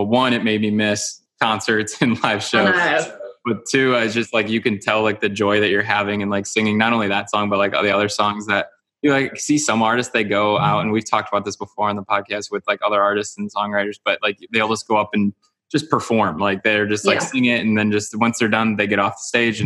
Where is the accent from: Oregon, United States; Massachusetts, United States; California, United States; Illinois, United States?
Illinois, United States; Chicago; we're actually both from Chicagoland area